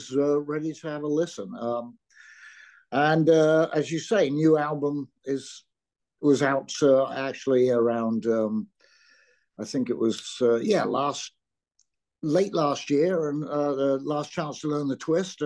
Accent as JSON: {"language": "English", "area": "Surrey", "region": "South East England", "country": "United Kingdom", "tie": "born or raised there", "also_born_or_lived": "London", "said": "I was born in London, but grew up in the county of Surrey"}